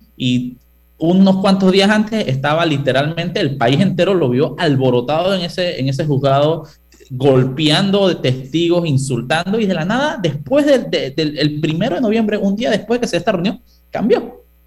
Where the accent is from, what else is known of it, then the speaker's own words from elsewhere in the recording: Panama; yo soy panameño